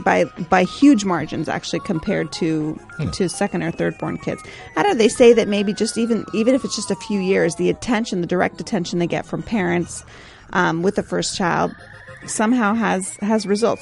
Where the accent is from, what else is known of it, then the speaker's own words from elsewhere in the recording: United States; eternal optimism of being American